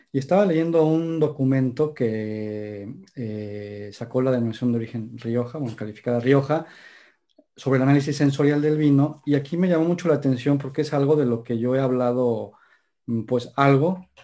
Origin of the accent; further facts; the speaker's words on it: Puebla, Mexico; Oye, Puebla, es que yo soy poblano, Mr. Este René. ¿Perdona? Creo que yo soy poblano, René. ¿Qué dices de Puebla?